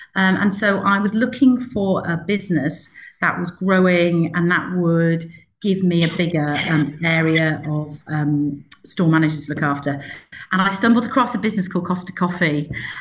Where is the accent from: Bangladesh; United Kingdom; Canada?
United Kingdom; Yorkshire and the Humber; accent: northern; I am a northerner, Jeanette. You probably can tell a little bit with my accent. So I grew up in the north. I come from Yorkshire.